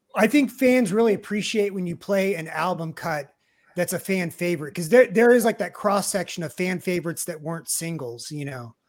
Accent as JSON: {"language": "English", "town": "Kansas City", "country": "United States", "said": "I'm from Kansas City originally"}